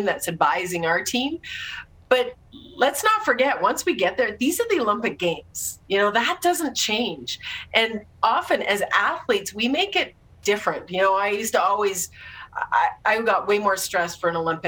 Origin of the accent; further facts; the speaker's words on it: Saskatoon, Saskatchewan, Canada; I was in my hometown of Saskatoon